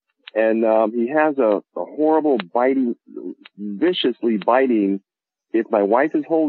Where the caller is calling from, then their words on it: Connecticut, United States; Terrafield, Connecticut. It's a little town near the top of the state.